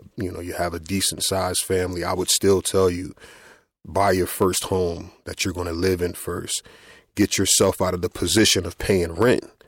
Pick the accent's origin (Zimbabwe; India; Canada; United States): United States; Trenton, New Jersey; I grew up here in Trenton, New Jersey